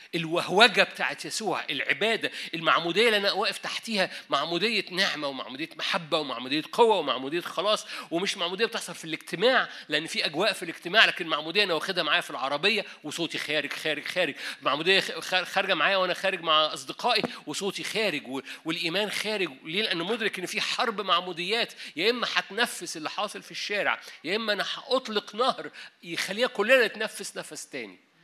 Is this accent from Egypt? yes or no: yes; Egypt; احنا مصريين